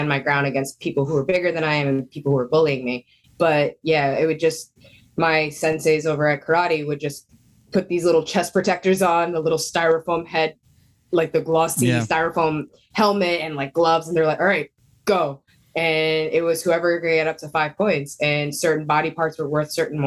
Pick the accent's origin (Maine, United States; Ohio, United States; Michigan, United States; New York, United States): New York, United States; New York City; moved away as an adult; now in New Jersey, United States; I grew up downtown Manhattan